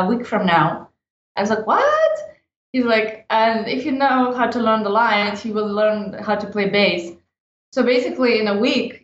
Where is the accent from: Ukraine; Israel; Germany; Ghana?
Ukraine; Odesa, Odesa Oblast; now in Los Angeles, United States; I'm originally from Odessa, Ukraine. And now I live and work in Los Angeles.